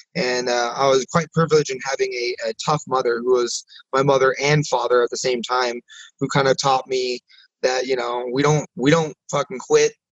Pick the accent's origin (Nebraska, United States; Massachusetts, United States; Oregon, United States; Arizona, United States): Nebraska, United States; growing up in Nebraska